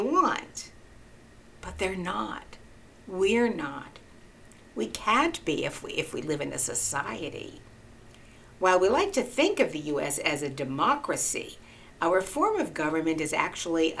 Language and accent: English; United States; But I am American